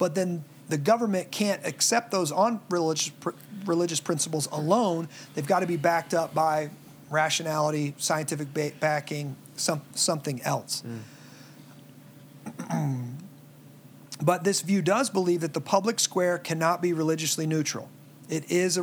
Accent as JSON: {"language": "English", "region": "Midwest", "country": "United States", "tie": "born or raised there", "said": "most of us growing up in the Midwest"}